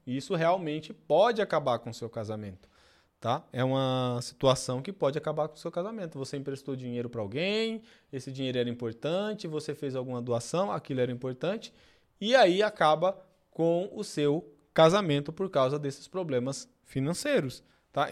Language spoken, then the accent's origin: Portuguese; Pernambuco, Brazil; moved away; Eu sou pernambucano e venho do interior